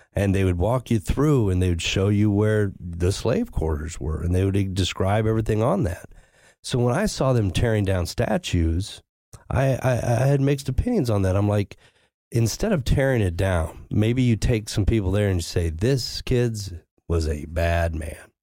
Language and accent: English; the Ozarks, United States; I grew up in the Ozarks